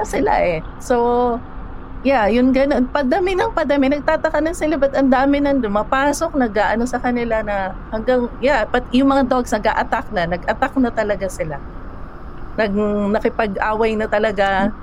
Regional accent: Manila, Metro Manila, Philippines; also born or lived in Cainta; galing ako sa Maynila

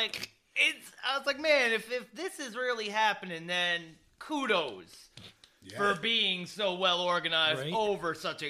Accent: Bradenton, Florida, United States; Coming straight from my hometown, Manatee County, Florida. Mm. Bradenton.

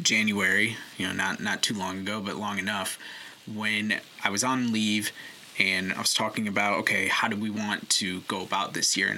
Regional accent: Syracuse, New York, United States; we grew up in Syracuse, New York

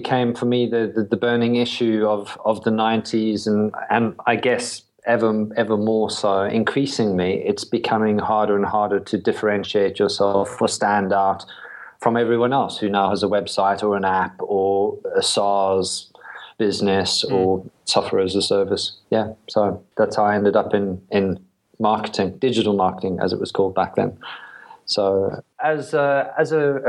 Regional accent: South Africa; moved away as an adult; also born or lived in London / Brighton; now in United Kingdom; I was born in South Africa

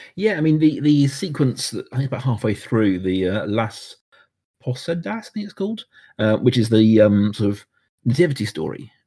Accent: United Kingdom; I am a Brit

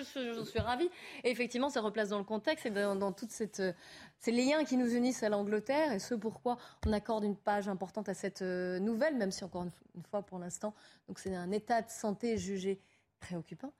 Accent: France; on est français

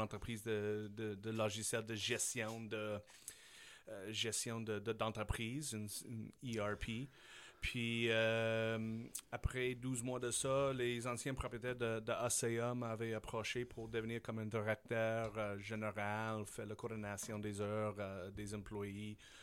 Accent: Saskatchewan, Canada; French is a second language; moved away as an adult; also born or lived in Switzerland / Taiwan; now in Quebec, Canada; je suis un gars de la Saskatchewan

